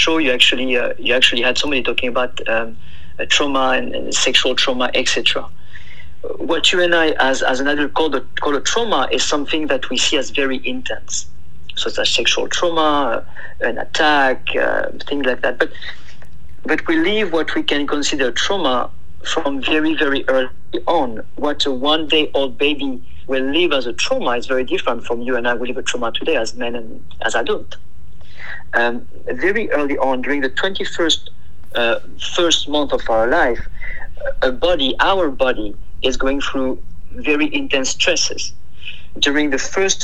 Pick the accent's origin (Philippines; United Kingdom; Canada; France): France; south of France; English is a second language; moved away as an adult; now in Oakland, United States; I am from south of France